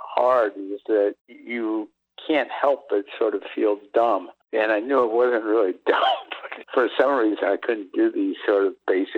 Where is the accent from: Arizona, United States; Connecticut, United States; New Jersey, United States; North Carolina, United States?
Connecticut, United States; New Haven; I grew up in New Haven, Connecticut, and my father was teaching at Yale